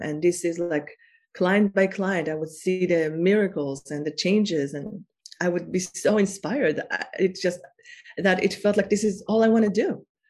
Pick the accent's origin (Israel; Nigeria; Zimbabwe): Israel; I am from Israel and I am I was born in Israel